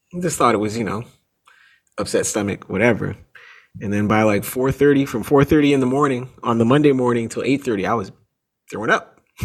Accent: Toronto, Ontario, Canada; I grew up in Canada. I grew up in Toronto. My parents are American.

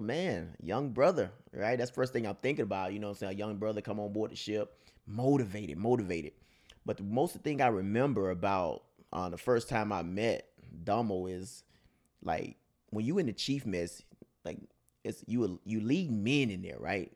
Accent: Mississippi, United States; now in California, United States; I'm, I'm from, from Mississippi, country boy, all the way through and through.

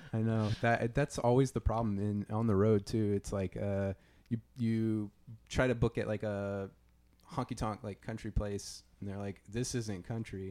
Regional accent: Louisiana, United States; I'm from Louisiana, so it's gonna be, uh, great to be able to be in, you know, my, my home turf

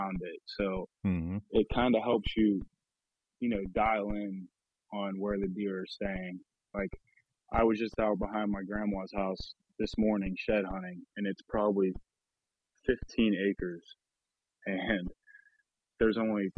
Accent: New Castle, Pennsylvania, United States; I grew up in Lawrence County, Newcastle, Pennsylvania

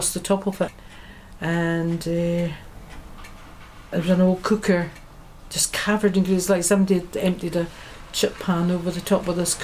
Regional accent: Beauly, Scotland, United Kingdom; also born or lived in Merkinch, Inverness; I was brought up in Bewley, which is 12 miles from here

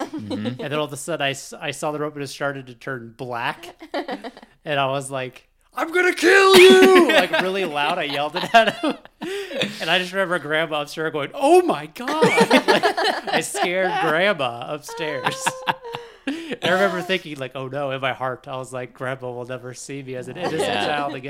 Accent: Alaska, United States; Because we grew up in Alaska.

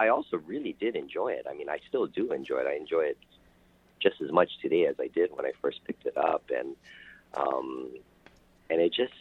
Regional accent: Hawaii, United States; I was born and raised in Hawaii, so, the way that I was taught to say it is ukulele

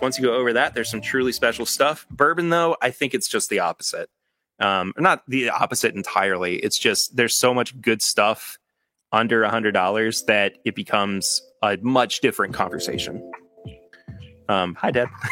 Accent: Kentucky, United States; I was born in Kentucky

